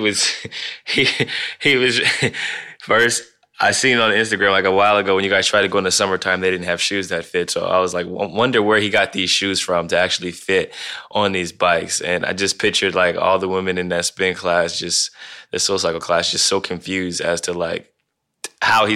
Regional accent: Ohio, United States; I'm from Ohio

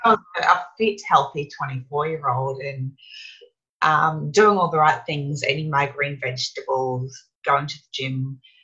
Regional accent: Brisbane, Queensland, Australia; in Brisbane, which is my hometown where my family are.

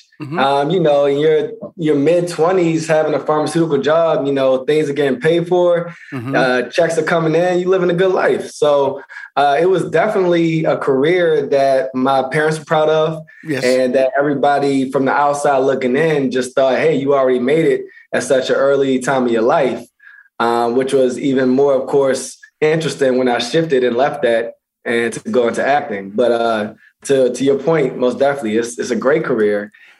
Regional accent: Baltimore, Maryland, United States; also born or lived in Pennsylvania; Originally Baltimore, Maryland. Yeah, originally Baltimore, Maryland, and went to high school in Pennsylvania.

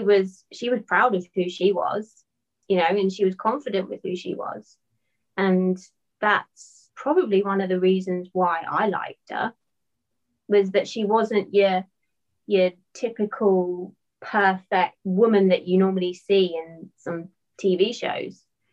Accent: England, United Kingdom; especially obviously because I'm English, was the accent.

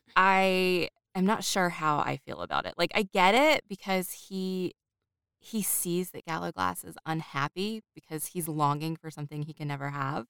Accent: United States; I am an American

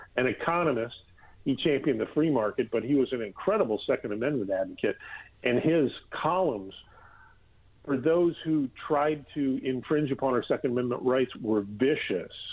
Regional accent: Minnesota, United States; my home state of Minnesota

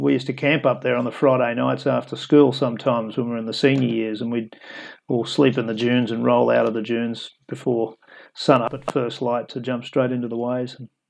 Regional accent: Yeppoon, Queensland, Australia; So the town, Yeppoon, where it's where we've built the demo is actually where I spent my teenage years growing up.

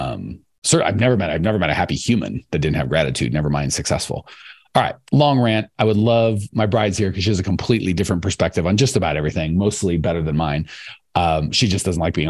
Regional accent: United States; I'm American

